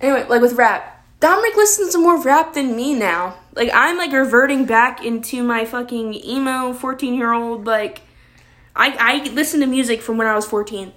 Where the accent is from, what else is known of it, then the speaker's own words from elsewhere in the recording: Maryland, United States; We're both from Maryland. I've lived in this house that I'm filming in my whole entire life